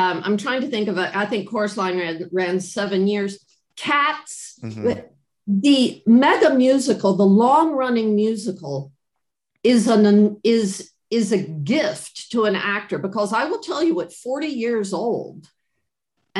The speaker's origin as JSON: {"language": "English", "region": "North Carolina", "country": "United States", "also_born_or_lived": "Florida", "moved": "yes", "said": "I'm from North Carolina."}